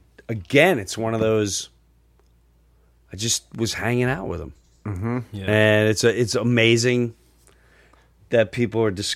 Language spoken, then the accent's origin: English; Long Island, New York, United States; I'm from Long Island